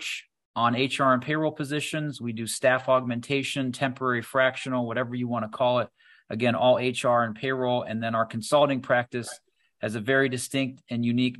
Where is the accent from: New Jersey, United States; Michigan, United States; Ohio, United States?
Ohio, United States; Doylestown; also born or lived in Bath, Ohio; I'm originally from a small town called Doylestown, Ohio.